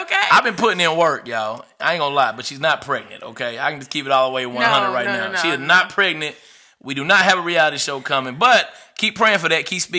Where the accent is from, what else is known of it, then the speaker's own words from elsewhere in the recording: Fort Smith, Arkansas, United States; moved away as an adult; also born or lived in North Carolina; now in Charlotte, United States; I'm born and raised in Fort Smith, Arkansas, right? 11 years ago, I made a journey here with two of my brothers, Chris Williams, Lenny West, and we moved to North Carolina, right?